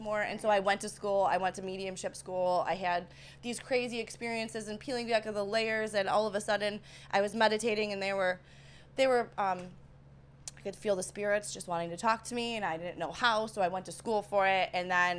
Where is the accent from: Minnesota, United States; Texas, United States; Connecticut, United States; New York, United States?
New York, United States; accent: East Coast; moved away; Got a little bit of New York. Because I'm, you know, I'm from New York